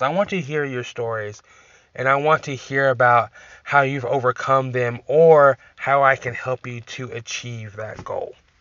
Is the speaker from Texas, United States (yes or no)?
yes; Texas, United States; I'm from Texas